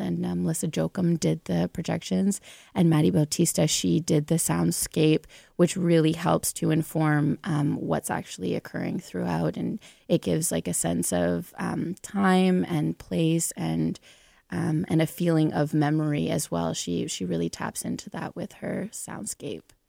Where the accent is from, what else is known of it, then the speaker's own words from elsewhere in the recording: Onaping, Ontario, Canada; also born or lived in Thunder Bay; I'm from Onaping, which is north of Sudbury.